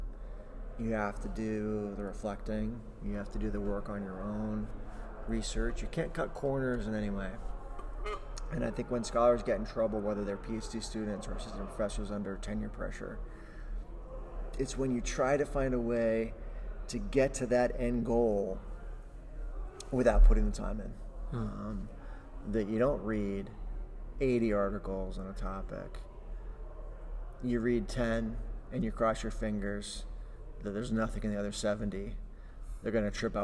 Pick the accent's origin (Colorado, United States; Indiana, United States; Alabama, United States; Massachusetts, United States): Indiana, United States; moved away as an adult; someone who grew up in the state.